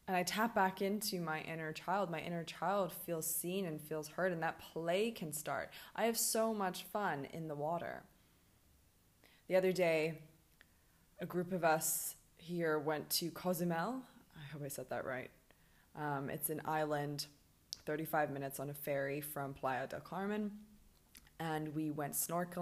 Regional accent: Hong Kong; also born or lived in Birmingham, United Kingdom; now in Mexico; I grew up in Hong Kong on an island and I was by the water my whole life.

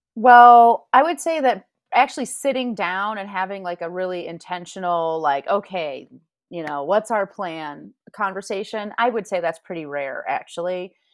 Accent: Grand Rapids, Michigan, United States; also born or lived in Spain; now in Denver, United States; I'm from Grand Rapids

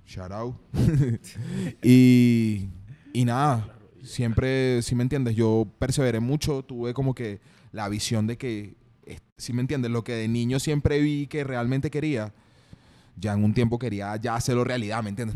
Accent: San Joaquín, Carabobo, Venezuela; also born or lived in Guacara; now in Medellín, Colombia; soy de Venezuela, de San Joaquín, Estado Carabobo, nací en Guacara

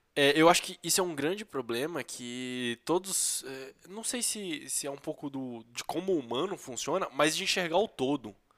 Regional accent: Brazil; A gente é brasileiro, convive com brasileiros

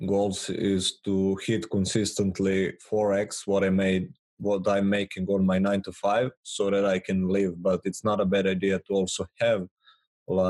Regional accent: Serbia; growing up in Serbia

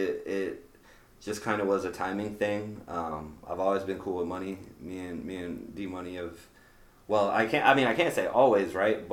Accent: the South, United States; now in Des Moines, United States; Being from the South, bro, like, I don't get Domino's, I don't get Pizza Hut, like, I'm from the South, like, I got all these spots to get pizza from.

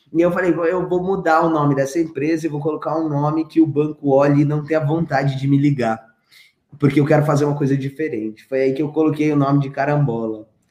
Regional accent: Grajaú, São Paulo, Brazil; Eu nasci no Grajaú

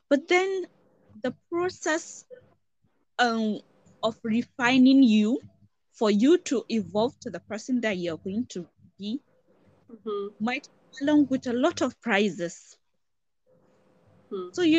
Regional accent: Northern Nigeria, Nigeria; I come from Northern Nigeria

